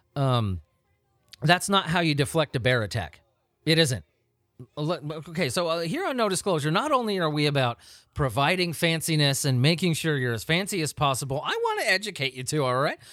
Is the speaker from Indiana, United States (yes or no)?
no; Southern California, United States; I grew up in Southern California.